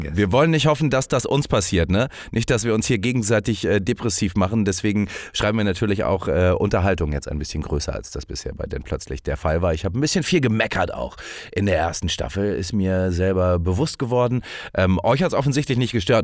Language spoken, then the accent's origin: German; Hamburg, Germany; moved away; dass ich aus der großen Stadt Hamburg komme